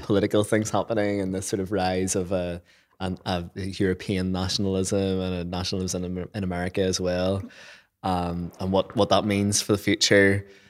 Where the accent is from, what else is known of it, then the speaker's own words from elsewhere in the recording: Lisburn, Northern Ireland, United Kingdom; accent: Northern Irish; Lisburn, which is my hometown